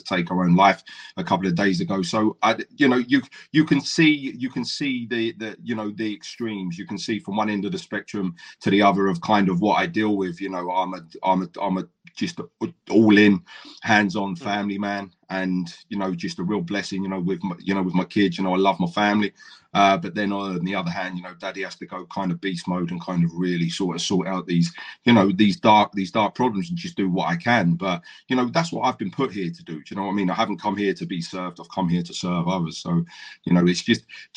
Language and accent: English; Brighton, South East England, United Kingdom; also born or lived in Essex; now in Swansea, United Kingdom; I grew up in Brighton